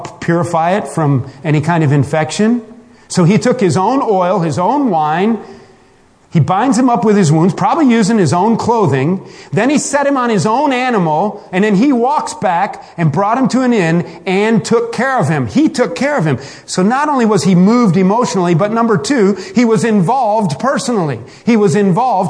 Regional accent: Michigan, United States; I'm from Michigan

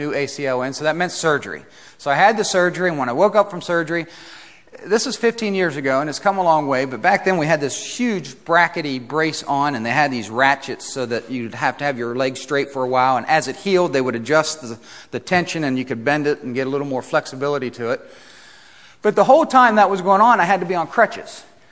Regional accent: Ohio, United States; I grew up in Ohio

